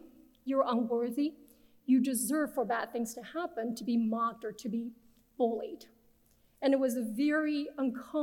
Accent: Beijing, China; English is a second language; moved away as an adult; also born or lived in Nebraska, United States; now in United States; I'm originally from Beijing, China, and came to the US as an international transfer student

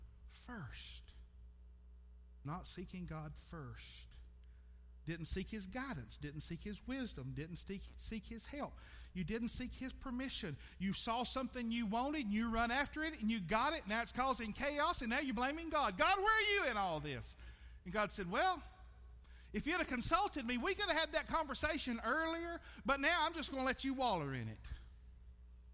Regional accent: United States

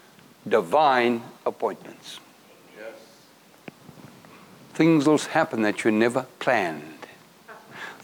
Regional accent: South Africa; I'm from South Africa.

